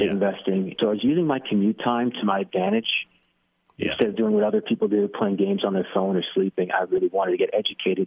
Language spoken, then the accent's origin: English; New York, United States; moved away as an adult; now in North Carolina, United States; I grew up in New York, middle-class family